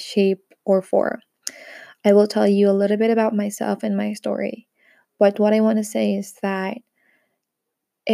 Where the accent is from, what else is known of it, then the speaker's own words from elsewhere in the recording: Philippines; moved away as an adult; now in France; I'm a Filipina based here in France. We've moved here together with my husband, my three kids, my sister, and my niece, for about 2 years now.